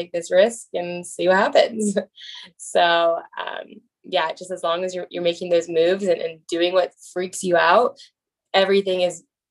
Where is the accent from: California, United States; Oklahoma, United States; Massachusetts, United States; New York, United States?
California, United States; Bay Area; I'm from the Bay Area